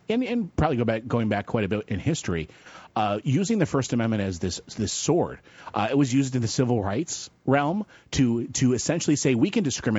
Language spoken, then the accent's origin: English; Fairport, New York, United States; I grew up in Fairport, New York.